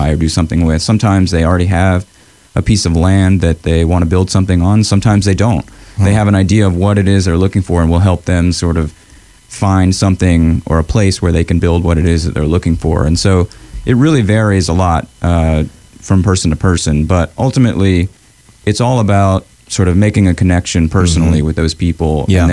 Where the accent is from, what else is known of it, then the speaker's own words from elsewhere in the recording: Augusta, Georgia, United States; I grew up in Augusta.